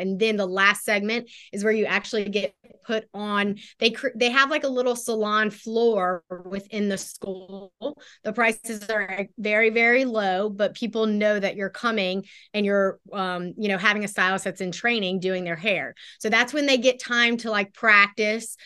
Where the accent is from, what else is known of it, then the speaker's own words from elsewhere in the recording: Baton Rouge, Louisiana, United States; also born or lived in Houston, Texas; I was born in Houston, but moved to Baton Rouge, Baton Rouge, Louisiana when I was about five. So I grew up here in Baton Rouge.